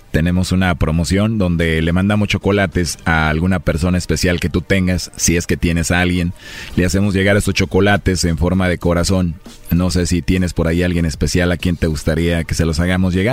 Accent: Mexico; Así somos los mexicanos.

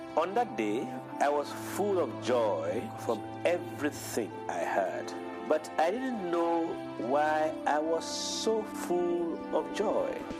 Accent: Chad; I am a Chadian from Chad.

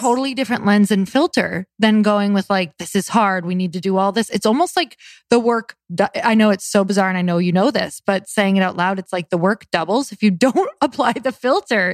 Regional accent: Midwest, United States; moved away; also born or lived in West Coast; I'm from the Midwest.

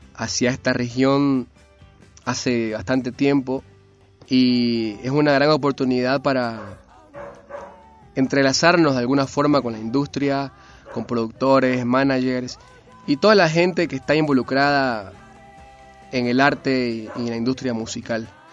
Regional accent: Santa Cruz de la Sierra, Santa Cruz, Bolivia; born or raised there; moved away as an adult; now in Salta, Argentina

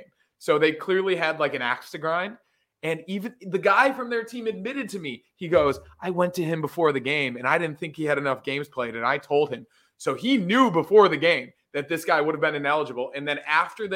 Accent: Buffalo, New York, United States; Born and raised in North Buffalo.

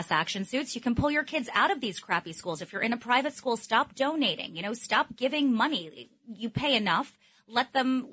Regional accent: New York City, New York, United States; I was born and raised in Manhattan

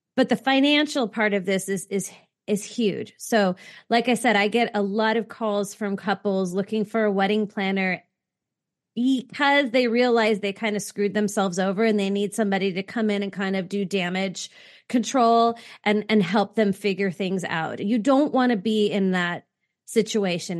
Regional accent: California, United States; growing up in California

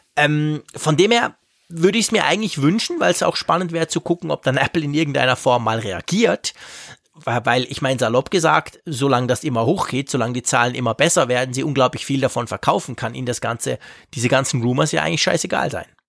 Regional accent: Switzerland; bei uns in der Schweiz

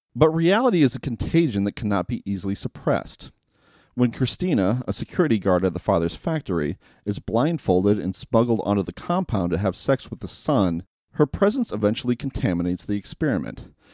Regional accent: United States; As an American in the year twenty twenty

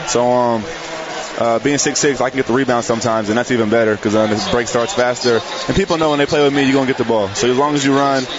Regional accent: Chino Hills, California, United States; Well, we're from Chino Hills

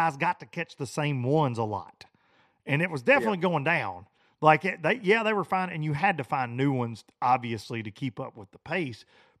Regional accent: United States; I grew up around smallmouth on Pickwick, like, and I've seen 28 to 29 pound bags and 27s weighed in tournaments and stuff.

